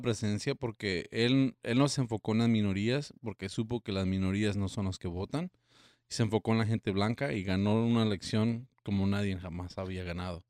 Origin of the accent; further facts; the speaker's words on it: El Paso, Texas, United States; de ahí de donde soy yo, del Paso, Texas